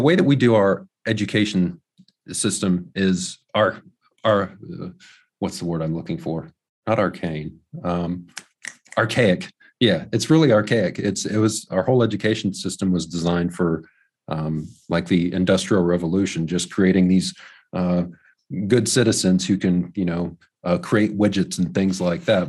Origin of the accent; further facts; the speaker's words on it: Ohio, United States; also born or lived in New Zealand; my hometown, which is about two hours away